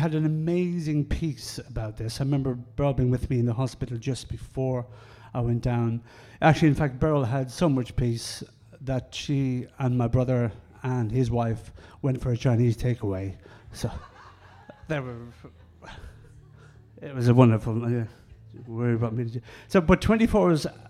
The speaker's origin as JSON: {"language": "English", "country": "Ireland", "said": "I'm Irish and we speak very quickly."}